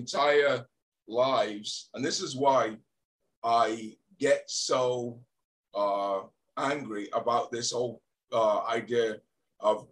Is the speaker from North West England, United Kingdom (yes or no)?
no; Leeds, Yorkshire and the Humber, United Kingdom; now in New England, United States; I was born in Leeds